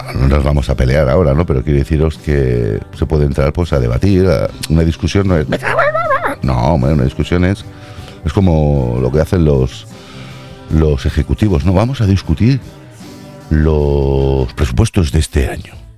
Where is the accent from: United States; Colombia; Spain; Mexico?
Spain; Catalonia; Yo soy de aquí nacido catalán